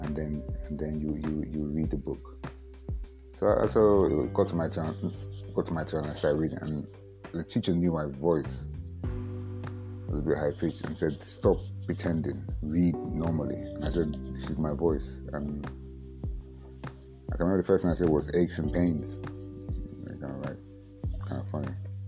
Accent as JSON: {"language": "English", "region": "England", "country": "United Kingdom", "tie": "born or raised there", "also_born_or_lived": "Warri / Port Harcourt", "said": "Not really, I grew up in England. I went to the Niger Delta. I then moved to between Warri and Port Harcourt."}